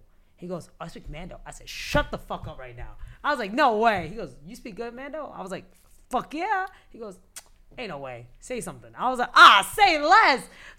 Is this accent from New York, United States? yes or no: yes; New York City, New York, United States; I'm from New York City.